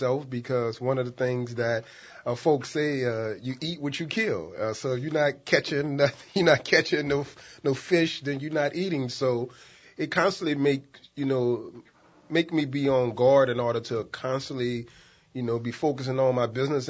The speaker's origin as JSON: {"language": "English", "town": "New Orleans", "region": "Louisiana", "country": "United States", "tie": "born or raised there", "said": "I was born and raised in the St. Bernard Housing Projects"}